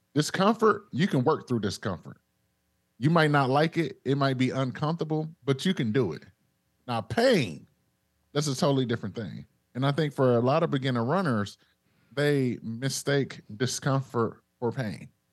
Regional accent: Detroit, Michigan, United States; moved away; I'm originally from Detroit.

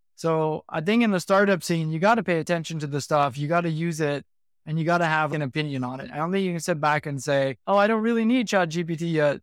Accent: United States; moved away as an adult; also born or lived in Hong Kong; now in Singapore; I'm born and bred in the States.

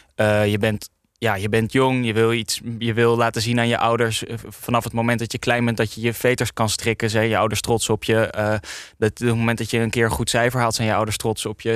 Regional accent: Amsterdam, North Holland, Netherlands; ik kom uit Amsterdam Nieuw-West.

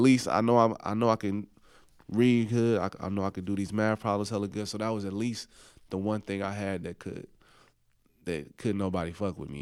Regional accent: Oakland, California, United States; moved away as an adult; also born or lived in New Orleans; I was from Oakland

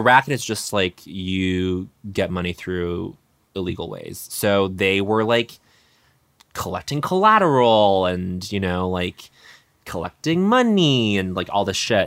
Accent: Colorado, United States; growing up in Mormon country in Colorado

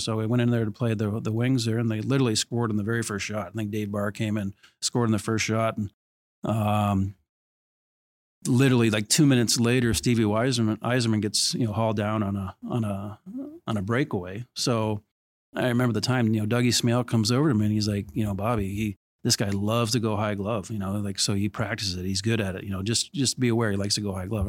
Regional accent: Toronto, Ontario, Canada; I grew up in Etobicoke.

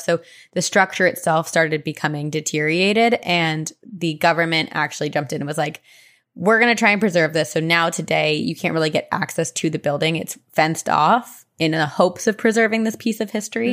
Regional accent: New Jersey, United States; I went back to my hometown, Jersey

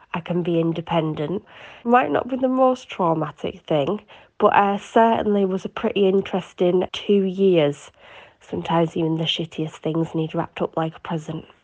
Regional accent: Cumbria, North West England, United Kingdom; I am from Cumbria, so very far north.

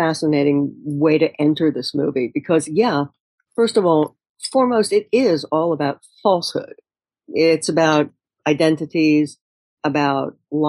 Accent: New York City, New York, United States; I grew up in New York.

